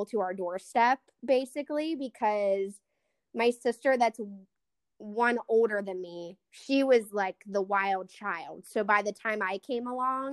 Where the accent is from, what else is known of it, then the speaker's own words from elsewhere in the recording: South Park, Pennsylvania, United States; I grew up in South Park